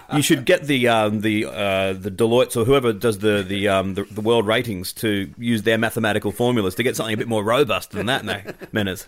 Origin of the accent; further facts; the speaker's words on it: Australia; as an Australian